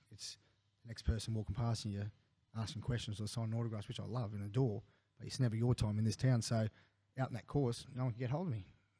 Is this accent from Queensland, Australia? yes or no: yes; Toowoomba, Queensland, Australia; also born or lived in Kurrajong, New South Wales; now in Newcastle, Australia; I was born in Currajong when my dad came back from Vietnam War, based at Richmond, and went up to Queensland at the age of 2, and by the time I was 15, 16, I was playing first grade in Toowoomba.